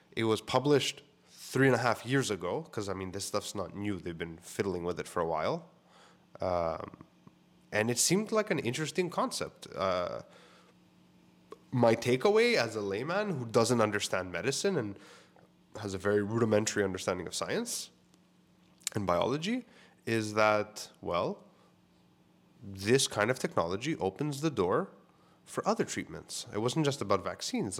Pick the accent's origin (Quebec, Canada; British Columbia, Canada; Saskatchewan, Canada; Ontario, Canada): Quebec, Canada; Montreal; we're from Code de Neige, which is the neighborhood I grew up